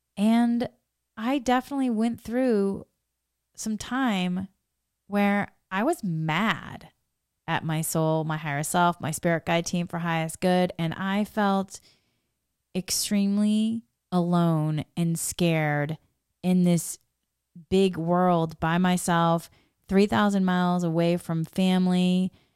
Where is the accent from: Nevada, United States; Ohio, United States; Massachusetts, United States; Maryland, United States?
Massachusetts, United States; moved away as an adult; also born or lived in Boston; now in Los Angeles, United States; I grew up in Massachusetts and New England. I love Massachusetts and New England. I had been living in Boston before I moved.